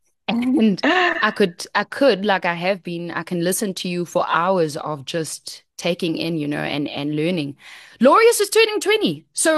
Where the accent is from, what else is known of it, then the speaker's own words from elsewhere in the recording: Cape Town, Western Cape, South Africa; growing up in Cape Town on the Cape Flats for both of us